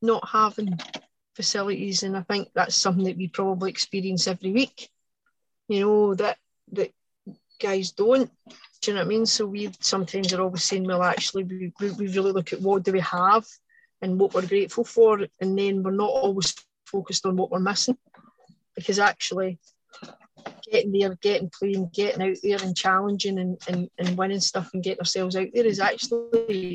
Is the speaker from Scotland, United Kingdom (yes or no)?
yes; Lanarkshire, Scotland, United Kingdom; I don't come from Paisley area, so like I come from Lanarkshire